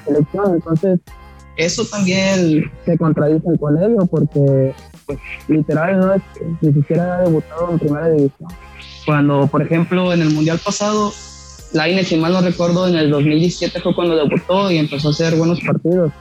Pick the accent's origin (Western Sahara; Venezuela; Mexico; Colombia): Mexico; Tecomán, Colima; yo soy de Tecamán, Colima